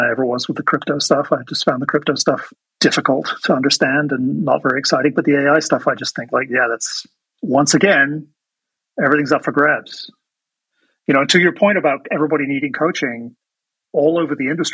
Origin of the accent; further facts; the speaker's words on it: England, United Kingdom; moved away; I'm originally from England